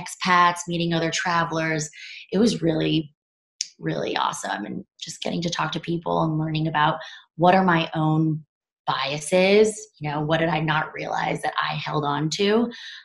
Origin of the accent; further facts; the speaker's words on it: United States; growing up in America